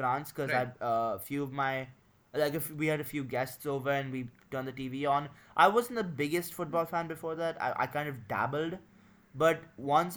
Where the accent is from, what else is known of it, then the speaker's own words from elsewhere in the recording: India; we're both from India, me and Adi